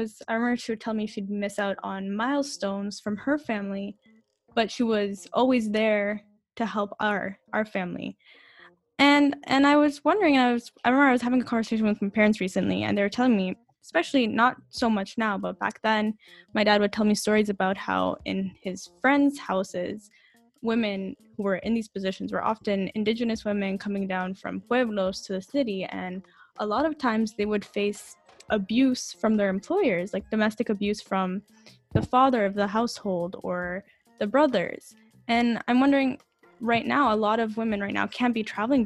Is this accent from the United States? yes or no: no; Canada; I grew up in Canada